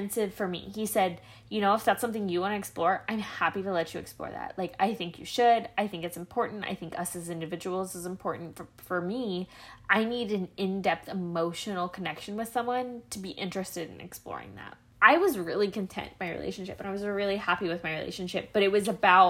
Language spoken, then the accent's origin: English; Midwest, United States; we grew up in the Midwest